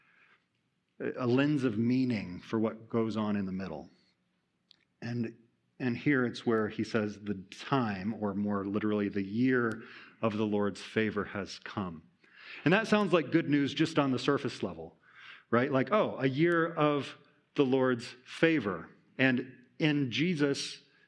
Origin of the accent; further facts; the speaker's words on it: Iowa, United States; I'm from Iowa